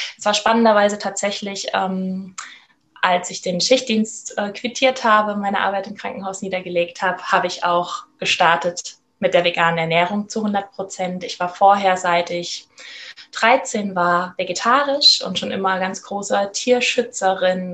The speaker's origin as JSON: {"language": "German", "region": "Rhineland-Palatinate", "country": "Germany", "said": "ich komme aus Rheinland-Pfalz"}